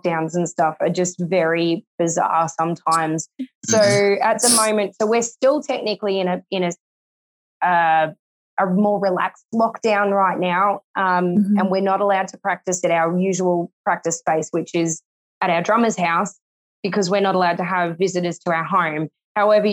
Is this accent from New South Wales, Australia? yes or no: no; Bendigo, Victoria, Australia; I'm from Bendigo, which is about 2 hours away from Melbourne.